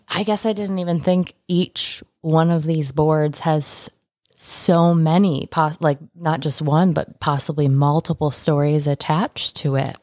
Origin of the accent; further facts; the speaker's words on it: Michigan, United States; moved away; Michigan, my home state